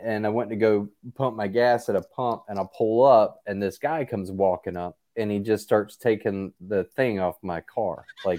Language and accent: English; Gastonia, North Carolina, United States; I'm from Gastonia.